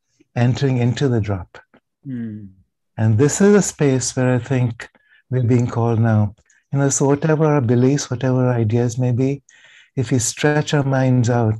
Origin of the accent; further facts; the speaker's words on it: India; growing up in India